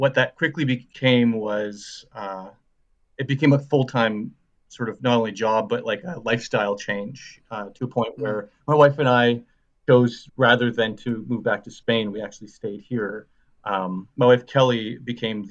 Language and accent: English; Saskatchewan, Canada; now in Halifax, Canada; I'm from Saskatchewan originally, and I moved here with my girlfriend at the time